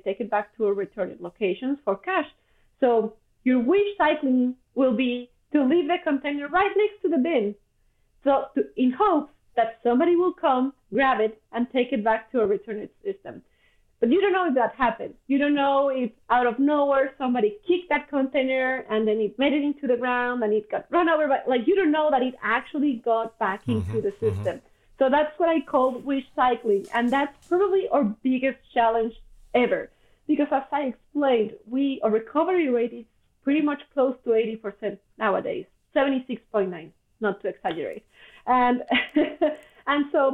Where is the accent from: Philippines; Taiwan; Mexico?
Mexico; English is a second language; moved away as an adult; now in Vancouver, Canada; I come from Mexico